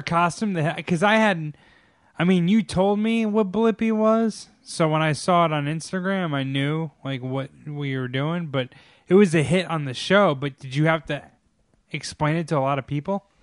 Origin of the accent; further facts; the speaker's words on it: Lake George, New York, United States; also born or lived in Saratoga; I'm from Saratoga, I'm from Lake George